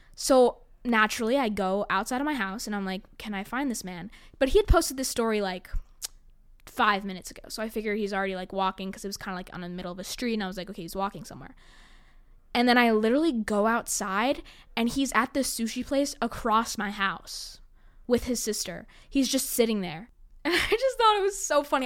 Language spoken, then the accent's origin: English; New York City, New York, United States; I was born on the Upper West Side